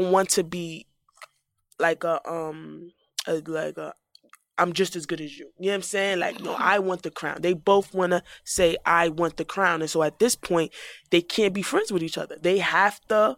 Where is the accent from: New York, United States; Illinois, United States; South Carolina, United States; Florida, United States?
New York, United States; New York City; I'm from the Bronx